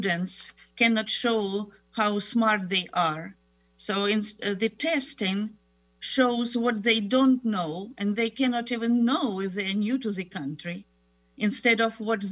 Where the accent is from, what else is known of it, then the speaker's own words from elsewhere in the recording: Ukraine; moved away as an adult; also born or lived in Germany / Moscow / Tennessee; now in United States; I was born in Germany, grew up in Ukraine, got my doctoral program in Moscow University and then the University of Tennessee